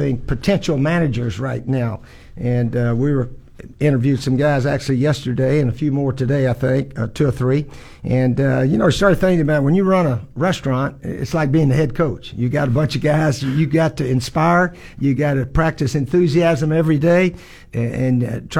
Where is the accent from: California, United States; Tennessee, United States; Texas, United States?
Tennessee, United States; Johnson City; moved away as an adult; as a kid growing up in East Tennessee, Johnson City